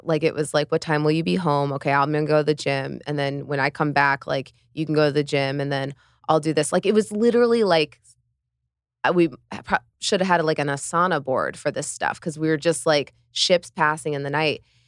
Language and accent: English; central Illinois, United States; moved away as an adult; also born or lived in New York; now in Miami, United States; I grew up on a farm in central Illinois, like, eight hundred people